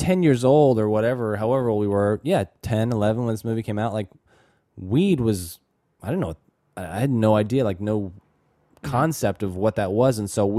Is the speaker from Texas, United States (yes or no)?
yes; Texas, United States; I grew up in North Texas.